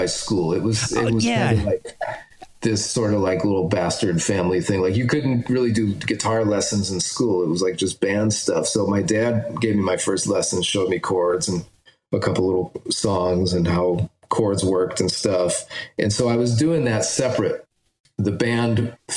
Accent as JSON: {"language": "English", "town": "Agawam", "region": "Massachusetts", "country": "United States", "tie": "born or raised there", "said": "I grew up in Agawam, Massachusetts, in Western Mass."}